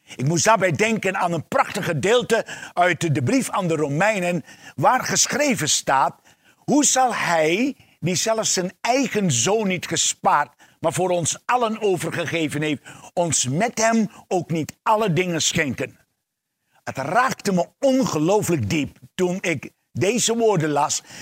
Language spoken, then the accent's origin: Dutch; Suriname; Ik ben geboren en eh, opgegroeid in Suriname